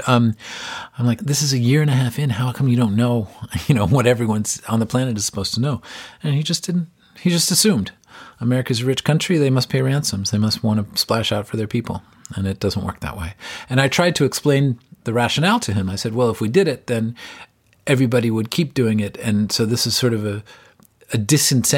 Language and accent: English; United States; as an American